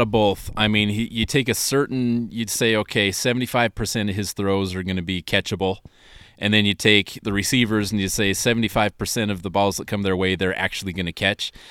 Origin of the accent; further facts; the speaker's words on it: Utah, United States; growing up in Utah.